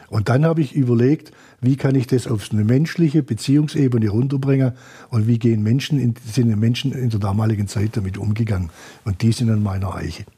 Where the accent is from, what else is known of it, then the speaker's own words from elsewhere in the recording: Swabia, Germany; als Schwabe